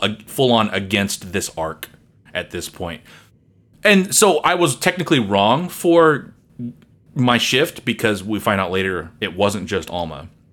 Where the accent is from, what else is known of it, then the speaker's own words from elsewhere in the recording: United States; as an American